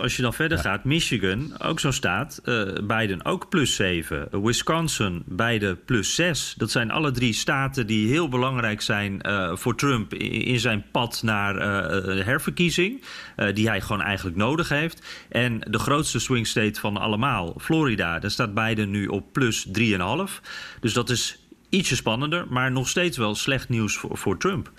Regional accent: Netherlands; wij als Nederlanders

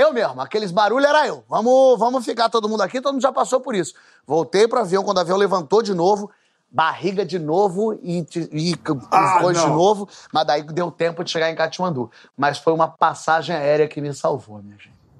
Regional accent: Brazil; a gente é brasileiro

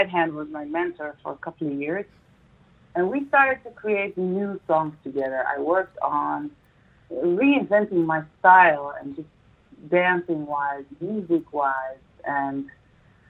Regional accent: Netherlands; moved away as an adult; also born or lived in United States; now in Dubai, United Arab Emirates; my home country, the Netherlands

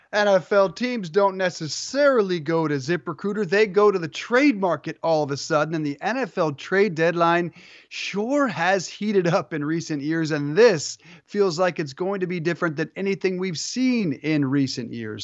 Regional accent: Denver, Colorado, United States; I'm from Denver

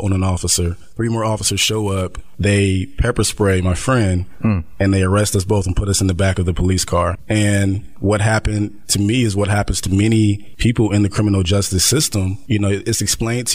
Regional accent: Dayton, Ohio, United States; I'm from Dayton, Ohio

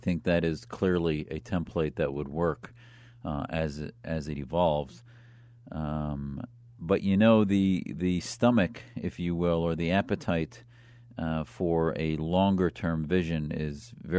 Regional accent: United States; as an American, as a Syrian American, as having family that were miles away from chemical weapons attacks

